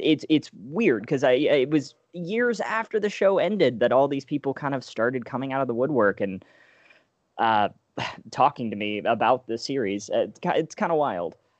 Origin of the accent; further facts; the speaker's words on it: Alabama, United States; moved away; I'm originally from Alabama